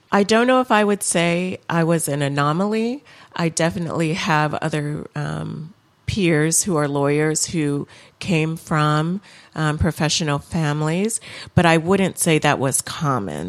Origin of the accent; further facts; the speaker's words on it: Lansing, Michigan, United States; also born or lived in Los Angeles; I spent most of my childhood in and around Lansing, Michigan, Um, but my parents did move us to Los Angeles for about three years while I was in elementary school.